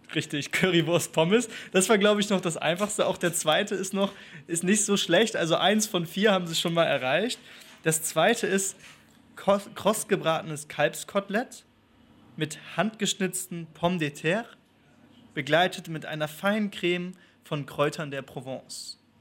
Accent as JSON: {"language": "German", "region": "Northern Germany", "country": "Germany", "also_born_or_lived": "Spain", "moved": "yes", "said": "Ich komme aus Norddeutschland"}